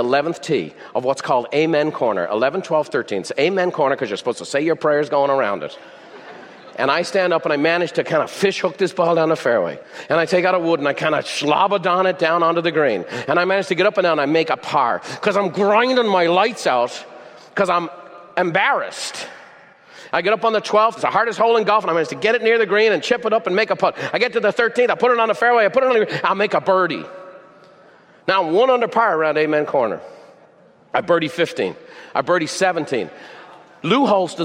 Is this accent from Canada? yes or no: no; Ireland; I'm Irish